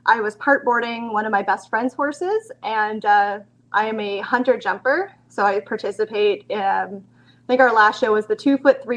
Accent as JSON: {"language": "English", "country": "Canada", "moved": "as an adult", "lives_now": "London, Canada", "said": "I'm from London, Ontario, Canada. I always say it's the crummy London, not the fun London. I'm originally from a small town of about 400 people"}